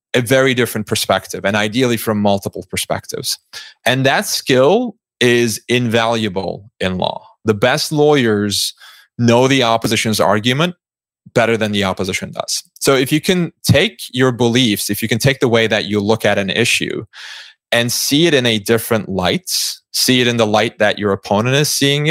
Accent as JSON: {"language": "English", "region": "Istanbul", "country": "Turkey", "tie": "born or raised there", "moved": "as an adult", "said": "I grew up in Istanbul, Turkey, and lived there for 17 years"}